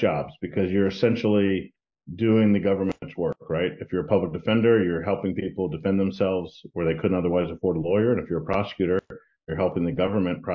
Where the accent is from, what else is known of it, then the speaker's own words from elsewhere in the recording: Texas, United States; also born or lived in Washington, D.C. / Miami; now in Florida, United States; I grew up in Texas